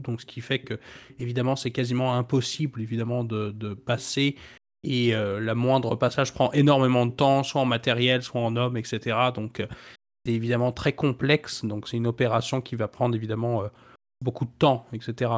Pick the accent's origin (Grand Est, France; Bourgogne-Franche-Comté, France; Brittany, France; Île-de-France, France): Brittany, France; ma région natale, donc la Bretagne